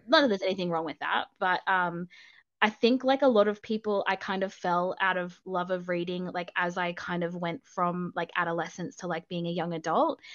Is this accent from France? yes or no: no; Australia; accent: Australian; I am Australian